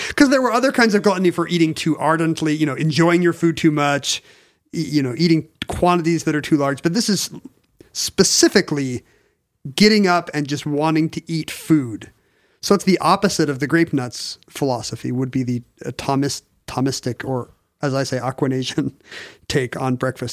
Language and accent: English; South Korea; moved away; growing up in Korea